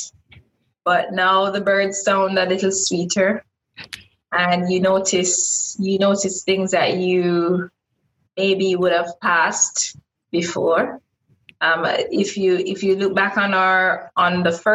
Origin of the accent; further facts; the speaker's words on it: Westmoreland, Jamaica; moved away as an adult; also born or lived in Kingston, Jamaica; now in Wuhan, China; I'm from Westmoreland, which is far west.